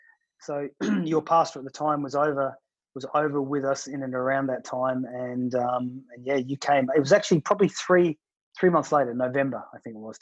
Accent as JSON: {"language": "English", "country": "Australia", "accent": "Aussie", "moved": "yes", "lives_now": "Manchester, United Kingdom", "said": "they hear my Aussie accent"}